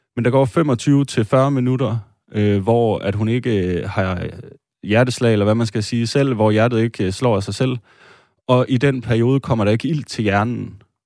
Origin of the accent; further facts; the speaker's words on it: Denmark; Vi øh, sidder her, øh, tre etniske danskere